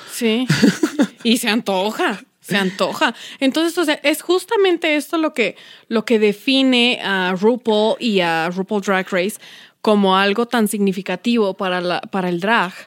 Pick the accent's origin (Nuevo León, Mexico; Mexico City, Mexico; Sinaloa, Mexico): Mexico City, Mexico; yo soy de Iztapalapa